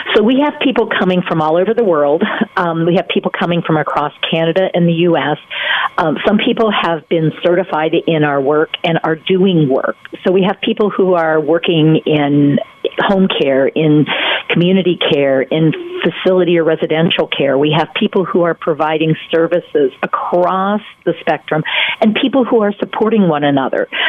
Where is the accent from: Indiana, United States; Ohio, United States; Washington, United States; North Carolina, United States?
North Carolina, United States; I'm from North Carolina